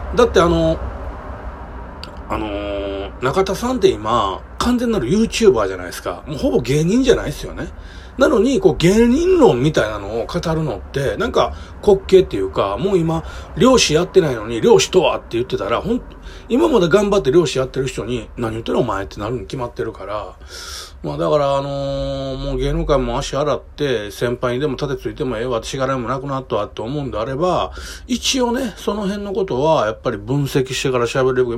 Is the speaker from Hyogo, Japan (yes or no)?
yes; Kobe, Hyogo, Japan; 僕基本的に神戸のね、もうめちゃくちゃ下町で生まれ育ったんですよ。